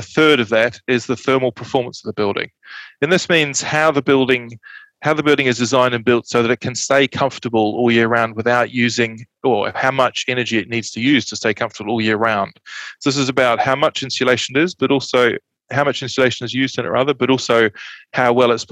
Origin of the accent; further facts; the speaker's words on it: just outside Christchurch, Canterbury, New Zealand; I grew up in Canterbury, just outside Christchurch, so I'm quite familiar with very cold winters